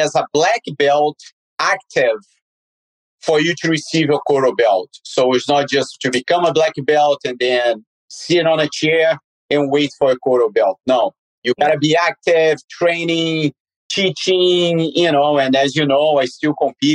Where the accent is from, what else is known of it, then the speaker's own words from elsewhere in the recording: Rio de Janeiro, Brazil; I grew up in Copacabana Beach